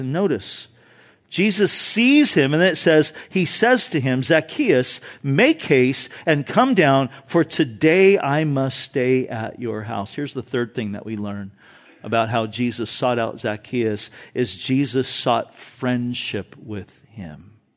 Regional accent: Orange County, California, United States; growing up in Orange County

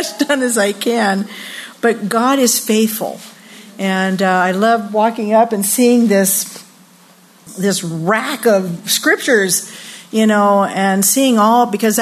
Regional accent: Downey, California, United States; my husband and I grew up in Downey, and we went to the same schools

